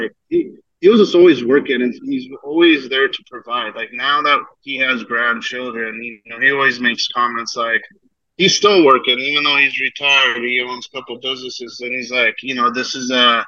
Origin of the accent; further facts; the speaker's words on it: Arizona, United States; also born or lived in Fremont, California; Moved to Arizona when I was really young, though. So consider myself a native to AZ